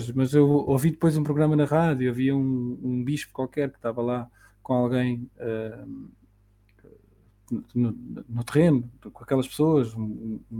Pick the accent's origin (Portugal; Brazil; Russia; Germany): Portugal; para nós, enquanto portugueses, pá, que temos essa, essa vantagem da língua